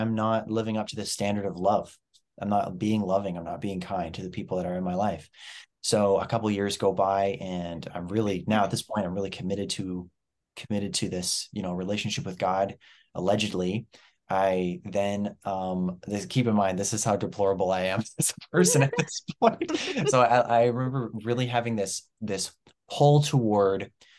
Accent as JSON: {"language": "English", "region": "New Brunswick", "country": "Canada", "tie": "born or raised there", "also_born_or_lived": "Ontario", "said": "I was born in Ontario, moved to New Brunswick when I was 8 years old."}